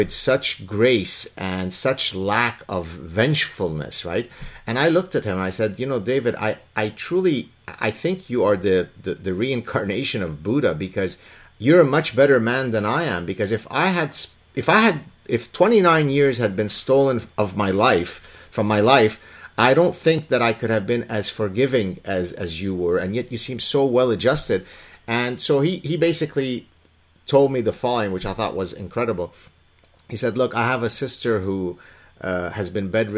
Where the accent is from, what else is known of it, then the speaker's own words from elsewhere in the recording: Lebanon; now in Canada; I'm from Lebanon